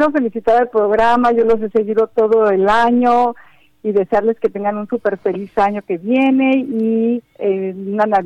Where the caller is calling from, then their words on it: Miami, Florida, United States; de Miami, Florida.